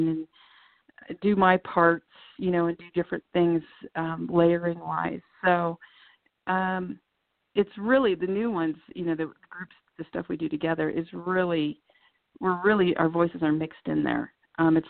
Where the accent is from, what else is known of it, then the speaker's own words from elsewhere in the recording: Deadwood, South Dakota, United States; I spent so much time growing up in Deadwood. My mom has lived there since I was in seventh grade, so I would spend a lot of time there going back and forth between my parents